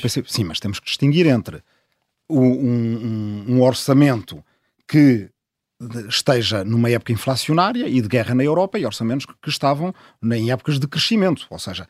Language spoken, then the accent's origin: Portuguese; Azambuja, Lisbon, Portugal; Eu, eu sou da Zambuja, do Ribatejo, e cada vez mais há, há, gente que mora na minha aldeia de origem